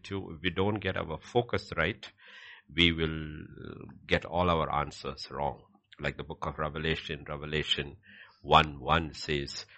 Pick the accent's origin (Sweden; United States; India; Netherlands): India; I am Indian